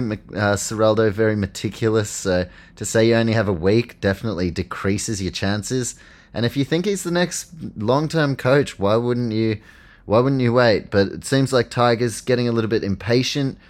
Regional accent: New Zealand; as a Kiwi

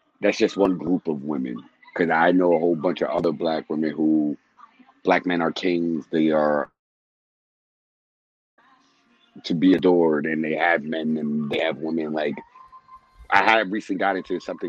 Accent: New York City, New York, United States; I grew up in the Bronx

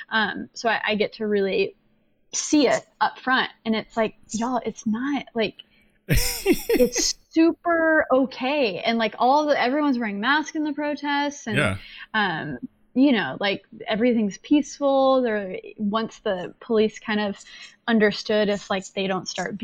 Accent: Texas, United States; now in New York City, United States; I'm from Texas too

